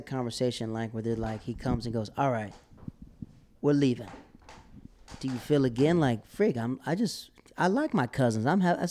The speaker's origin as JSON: {"language": "English", "region": "North Carolina", "country": "United States", "said": "I came from North Carolina, so I wasn't used to all these colors."}